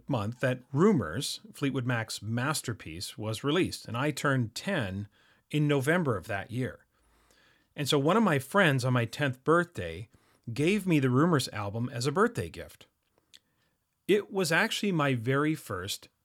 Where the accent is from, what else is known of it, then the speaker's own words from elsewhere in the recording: Canada; I am Canadian